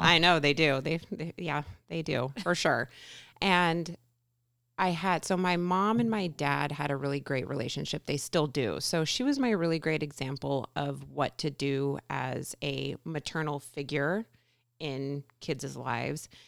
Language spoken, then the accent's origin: English; Everett, Washington, United States; now in Covington, United States; I grew up in the Everett area, went to school there